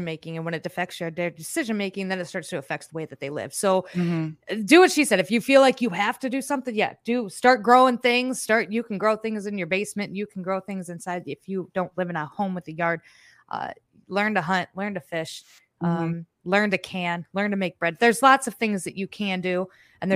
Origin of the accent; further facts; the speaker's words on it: Midwest, United States; I am from the Midwest. We are a glutton for punishment with trains here